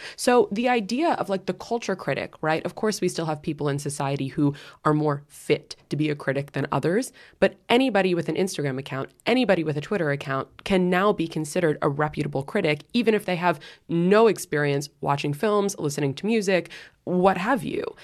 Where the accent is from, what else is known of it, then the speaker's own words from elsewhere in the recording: New York City, New York, United States; also born or lived in London; I'm spoken like a true New Yorker